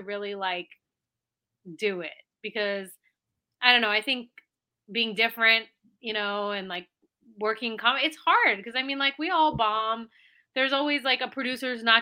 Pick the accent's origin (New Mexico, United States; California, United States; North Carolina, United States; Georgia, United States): California, United States; San Francisco Bay Area; moved away as an adult; now in New York City, United States; I'm originally from the San Francisco Bay Area. I moved from there to New York City about 12 years ago